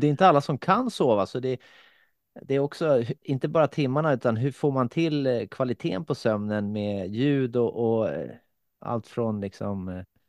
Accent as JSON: {"language": "Swedish", "country": "Finland", "said": "jag är ju från Finland"}